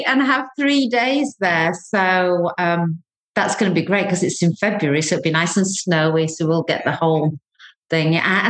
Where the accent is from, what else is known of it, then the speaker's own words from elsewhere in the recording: Leeds, Yorkshire and the Humber, United Kingdom; now in Cyprus; my hometown of Leeds.